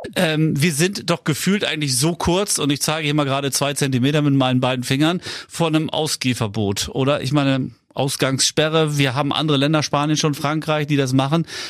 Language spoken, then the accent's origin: German; Schleswig-Holstein, Germany; als Schleswig-Holsteiner